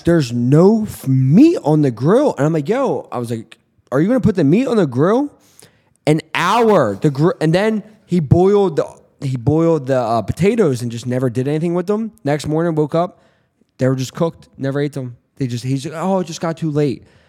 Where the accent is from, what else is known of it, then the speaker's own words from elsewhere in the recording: Philadelphia, Pennsylvania, United States; I didn't grow up in North Philly, but I grew up in Northeast Philly. Like, I grew up in Philly my whole life